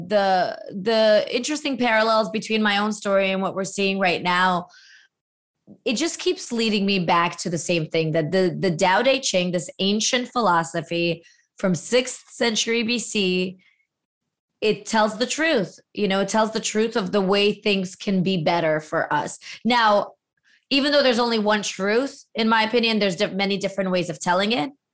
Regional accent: Latvia; moved away; as a former Soviet refugee, my father being from Ukraine, I was born in Latvia

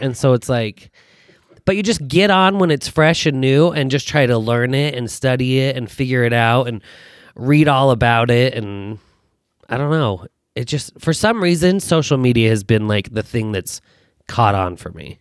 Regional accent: Taylorsville, Utah, United States; also born or lived in Fresno, California / Fullerton, California; from Utah, born and raised in Taylorsville

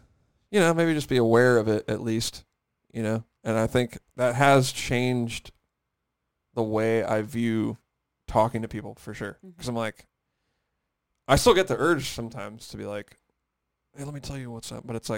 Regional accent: Santa Cruz, California, United States; also born or lived in San Francisco / Oakland; now in Los Angeles, United States; Santa Cruz, but I moved up to San Francisco and then Oakland. So I was in Oakland

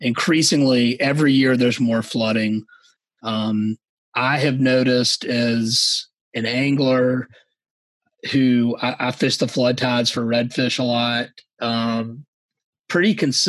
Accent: Savannah, Georgia, United States; I was born and raised in Savannah

